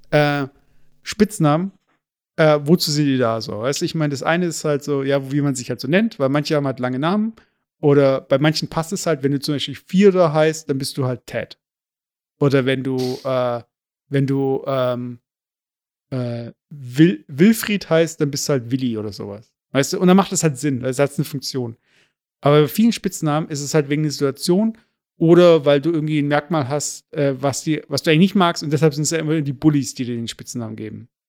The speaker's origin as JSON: {"language": "German", "country": "Turkey", "said": "weil ich habe ja kein Problem mit, ja, ich bin Türke und ja, äh, Kümmel ist halt ein Gewürz"}